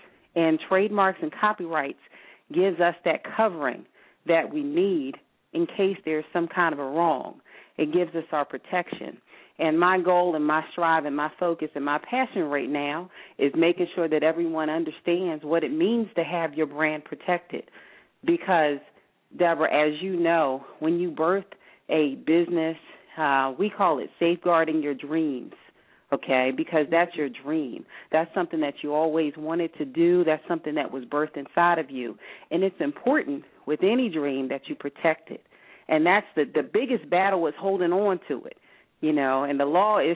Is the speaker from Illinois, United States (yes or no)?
no; Philadelphia, Pennsylvania, United States; I'm from North Philadelphia